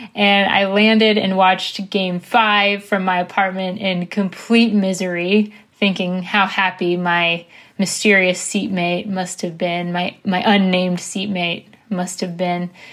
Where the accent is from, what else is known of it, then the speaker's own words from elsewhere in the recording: Washington, District of Columbia, United States; now in Los Angeles, United States; it was so exciting to be in my hometown